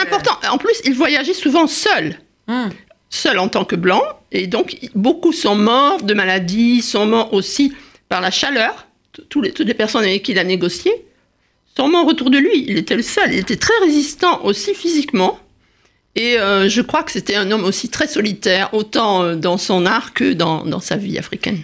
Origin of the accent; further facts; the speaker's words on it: Saint-Quentin-de-Caplong, Nouvelle-Aquitaine, France; moved away; also born or lived in Paris; mon village natal, à saint quentin caplan en Gironde